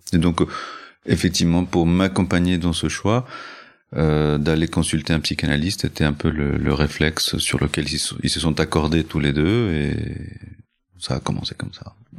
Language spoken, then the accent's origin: French; Ecuador; moved away; also born or lived in Chile / Colombia; Je n'y suis pas né, mais j'y ai grandi. Je suis né au Chili.